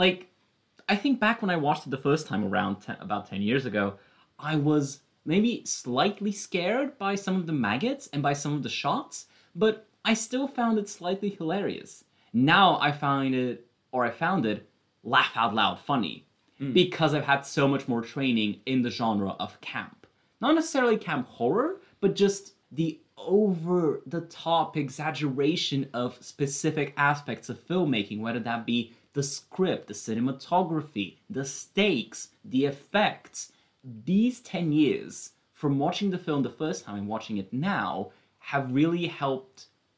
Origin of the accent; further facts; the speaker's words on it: United Kingdom; this concept is still a bit foreign as a British person.